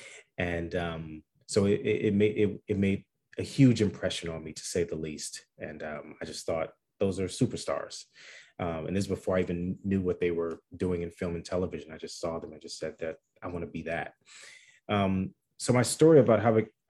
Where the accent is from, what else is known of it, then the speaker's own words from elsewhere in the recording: Chicago, Illinois, United States; grew up in Chicago on the South Side